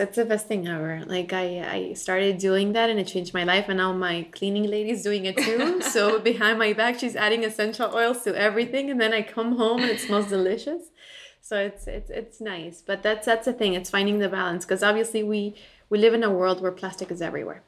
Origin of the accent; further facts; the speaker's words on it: Bolivia; moved away as an adult; now in United States; I was born and raised in Bolivia. I lived there until I was 18, and then moved to the U.S. for college.